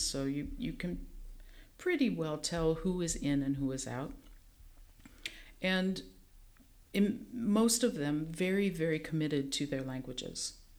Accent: Nebraska, United States; growing up in Nebraska

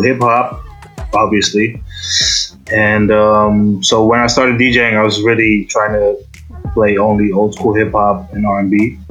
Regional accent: Amsterdam, North Holland, Netherlands; I'm from Amsterdam

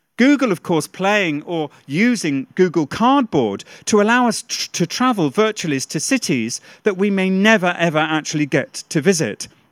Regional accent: United Kingdom; a Brit

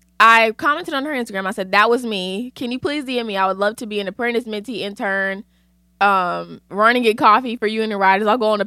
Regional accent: Connecticut, United States; And I'm from Connecticut, by the way. My cousin used to go to church in Stanford and I lived at that mall.

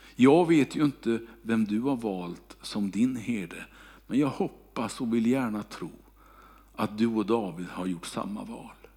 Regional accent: Kungälv, Västra Götaland, Sweden; moved away; när jag bodde hemma i Kungälv

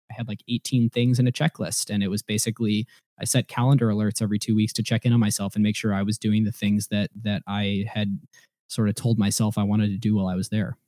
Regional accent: Ohio, United States; moved away as an adult; now in Seattle, United States; i grew up in ohio

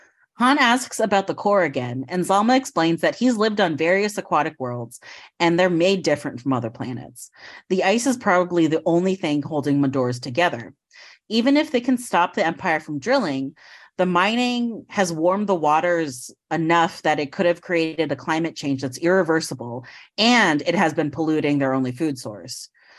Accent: Philippines; But one, I am Filipino, and two, the character is known Filipino, and it's not.

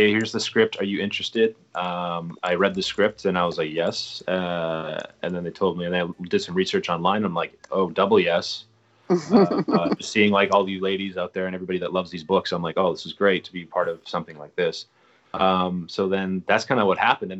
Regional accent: Calgary, Alberta, Canada; moved away as an adult; also born or lived in Toronto; now in New York City, United States; I consider Calgary my hometown, even though I wasn't born there. I was raised there pretty much

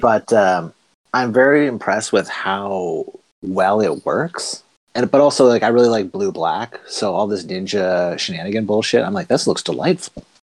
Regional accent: the Maritimes, Canada; I'm from Maritime Canada

